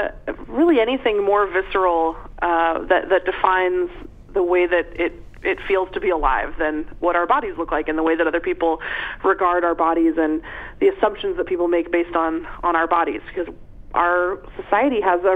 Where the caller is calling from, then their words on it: Seattle, Washington, United States; I'm calling from Seattle, Washington. I'm sitting in my mother's kitchen.